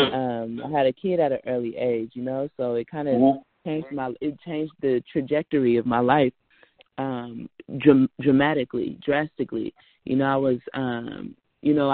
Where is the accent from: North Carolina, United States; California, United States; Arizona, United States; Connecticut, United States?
California, United States; Richmond; I'm from Richmond. Richmond, Rich City, California